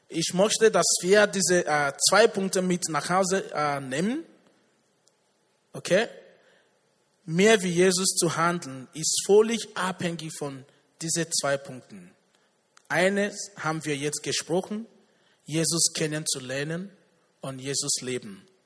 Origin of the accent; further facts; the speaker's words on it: Nigeria; Ich komme aus Nigeria.